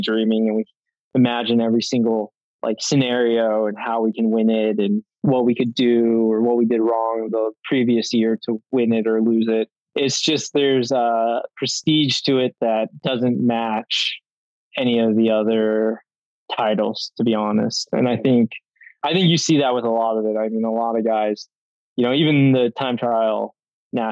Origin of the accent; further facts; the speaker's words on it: Prescott, Arizona, United States; I'm from Prescott, Arizona, born and raised, and proud of it